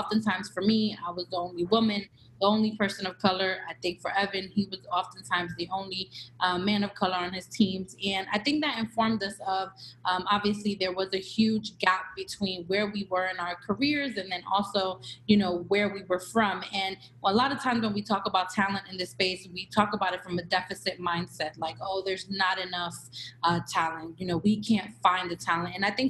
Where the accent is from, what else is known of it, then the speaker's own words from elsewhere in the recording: New York City, New York, United States; We're both from East New York, Brooklyn. Born and raised, super proud of that.